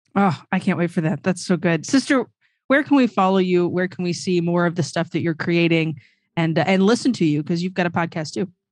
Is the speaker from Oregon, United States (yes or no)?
no; Louisiana, United States; I'm from Louisiana